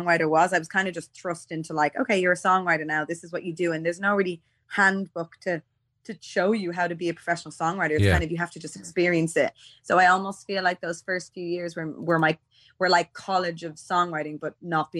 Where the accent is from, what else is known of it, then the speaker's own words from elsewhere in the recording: Dublin, Leinster, Ireland; I'm from Donamead